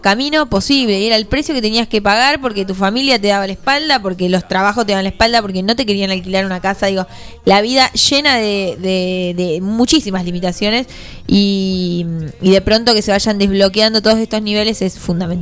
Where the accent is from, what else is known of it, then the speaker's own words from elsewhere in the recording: Argentina; nosotros en Argentina